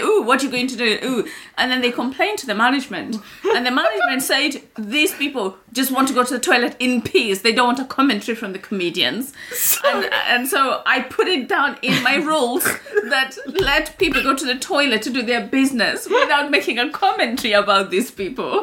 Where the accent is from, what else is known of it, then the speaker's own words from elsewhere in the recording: Kenya; moved away as an adult; now in United Kingdom; when I was growing up in Kenya